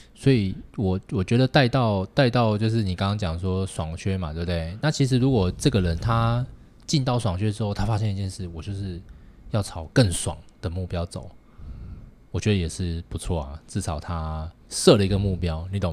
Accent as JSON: {"language": "Chinese", "country": "Taiwan", "said": "我觉得我们台湾人绝对没有像日本人那么客套"}